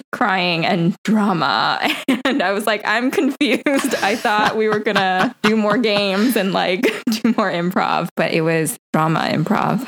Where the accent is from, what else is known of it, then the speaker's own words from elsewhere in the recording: Riverside, California, United States; moved away as an adult; also born or lived in New York; I was born and raised in California, Southern California, Riverside, California